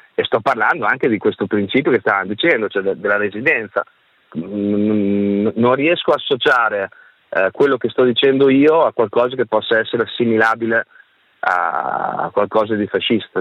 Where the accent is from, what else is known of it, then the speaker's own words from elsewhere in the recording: Ferrara, Emilia-Romagna, Italy; Vittorio Sgarbi, che è ferrarese come me